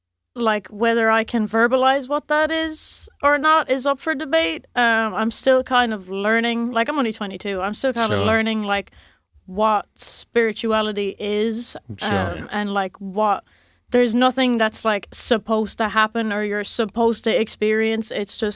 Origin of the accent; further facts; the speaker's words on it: Munster, Ireland; County Clare on the west coast.